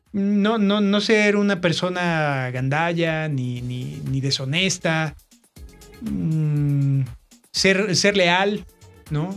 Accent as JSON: {"language": "Spanish", "country": "Mexico", "said": "somos mexicanos"}